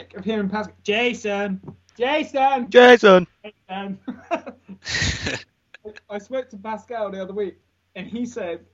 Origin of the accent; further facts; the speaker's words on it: Looe, South West England, United Kingdom; moved away as an adult; also born or lived in London; And I'm from Cornwall, this little fishing village in Loo